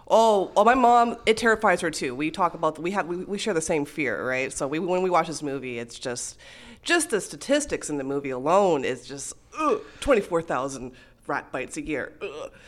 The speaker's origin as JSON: {"language": "English", "town": "Montreal", "region": "Quebec", "country": "Canada", "tie": "born or raised there", "moved": "yes", "lives_now": "Toronto, Canada", "said": "it was filmed in my hometown. It was in, uh, Montreal"}